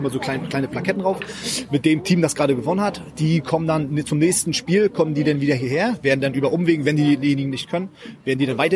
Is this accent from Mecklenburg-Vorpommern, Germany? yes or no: yes; Blowatz, Mecklenburg-Vorpommern, Germany; nee, ich komme nicht aus Wismar, ich komme aus Blowatz. Das ist äh, ein bisschen weiter nördlich ist das, auch direkt an der Ostsee.